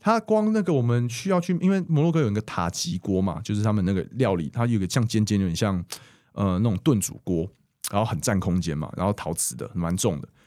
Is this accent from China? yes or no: no; Taiwan; 我说，“哦，台湾。”